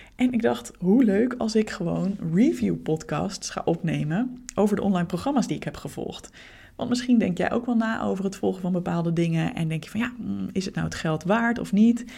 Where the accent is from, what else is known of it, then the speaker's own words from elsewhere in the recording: Leiden, South Holland, Netherlands; we bleken allebei uit Leiden te komen